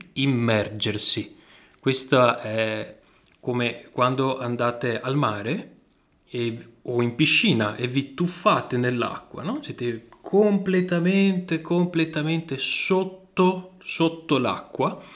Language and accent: Italian; northern Italy, Italy; accent: northern Italian; Io ho un accento, ho un accento del nord Italia